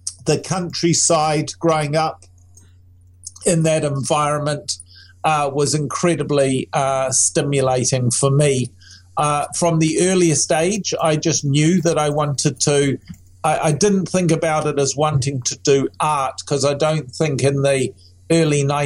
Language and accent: English; Tihiroa, Waikato, New Zealand; also born or lived in England; I grew up in rural New Zealand in a small community called Tihihi